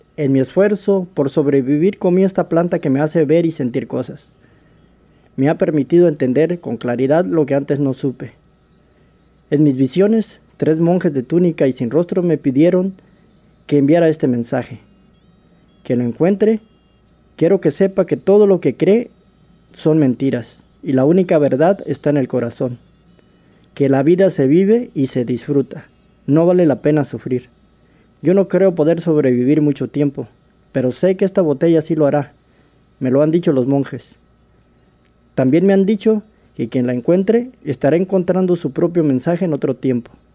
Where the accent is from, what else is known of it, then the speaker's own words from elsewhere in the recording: Mexico; moved away as an adult; also born or lived in Los Angeles, California, United States; now in Seattle, United States; yo nací en Los Ángeles, California eh, crecí en México, viví allá por 20 años